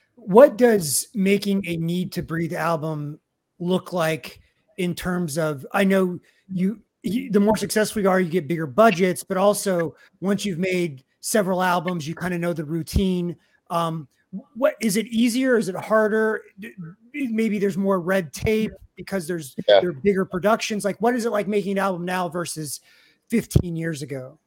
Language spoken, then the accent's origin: English; Kansas City, United States; I'm from Kansas City originally